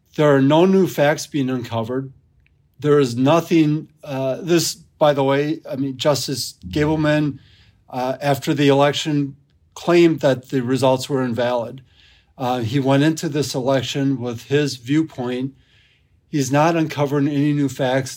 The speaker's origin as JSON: {"language": "English", "area": "near Madison", "region": "Wisconsin", "country": "United States", "tie": "born or raised there", "said": "I grew up in Wisconsin, not far outside of Madison"}